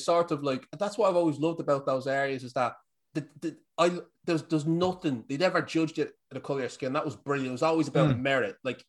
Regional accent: Dublin, Leinster, Ireland; accent: Irish; also born or lived in Tallaght / Ballyfermot; I lived in a few couple of places, like Ballyfermot. Inchicore was where I was born. And then we moved to Ballyfermot and Landon Road. And then we moved to St. Michael's Estate in Inchicore.

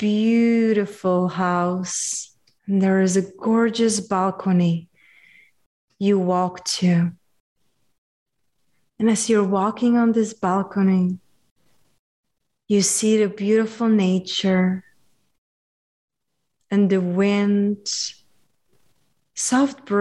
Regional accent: Czechia; I'm from Czechia

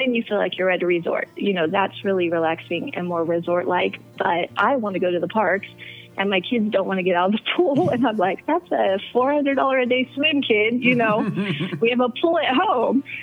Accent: Beaumont, California, United States; now in Arizona, United States; from the Inland Empire, I grew up in Beaumont

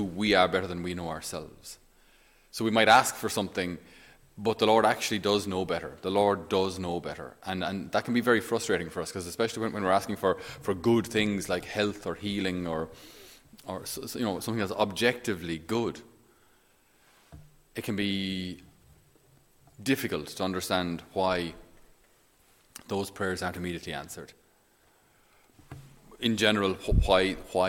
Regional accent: Ireland; I'm Irish

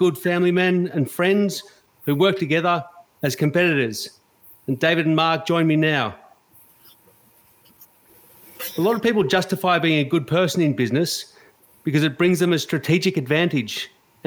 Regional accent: Australia; a white Australian

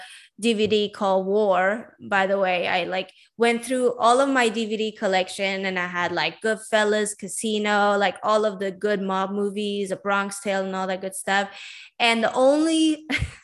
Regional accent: Sweden; moved away as an adult; also born or lived in Iran / San Diego, United States / Vancouver, Canada; now in Los Angeles, United States; I'm basically Iranian. I was born in Iran and I grew up in Sweden. And I was raised in Sweden all the way until I was 22

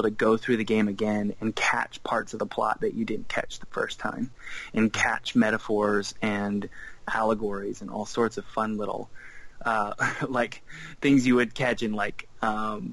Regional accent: South Carolina, United States; I grew up in South Carolina. I'm still in South Carolina

